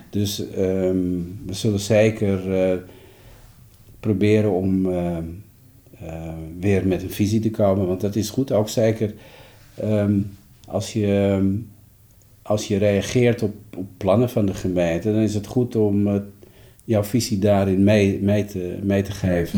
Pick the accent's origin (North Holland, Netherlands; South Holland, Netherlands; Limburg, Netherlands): North Holland, Netherlands; Amsterdam; de vraag waar ik vandaan kom, en ik zeg uit Amsterdam